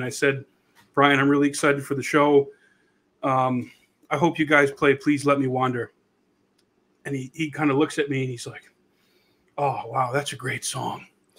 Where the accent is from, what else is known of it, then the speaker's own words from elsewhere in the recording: New Hampshire, United States; The next town over from where I grew up in New Hampshire